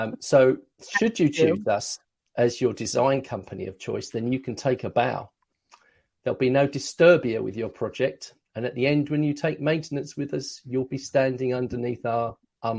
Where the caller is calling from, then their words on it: Maidstone, South East England, United Kingdom; I'm coming to you from Maidstone in the UK.